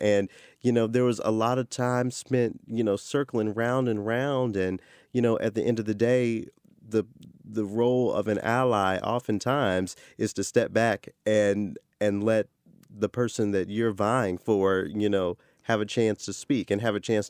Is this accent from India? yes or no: no; the South, United States; You know, I'm a Southerner, so